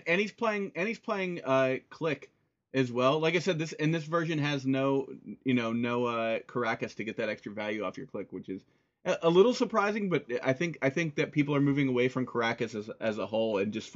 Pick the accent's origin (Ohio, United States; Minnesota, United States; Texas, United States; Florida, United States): Ohio, United States; I'm from Ohio though